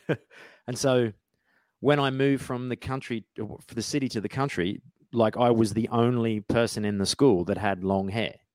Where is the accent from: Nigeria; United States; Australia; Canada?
Australia; moved away as an adult; also born or lived in Brisbane, Queensland; now in London, United Kingdom; I grew up in Outback Australia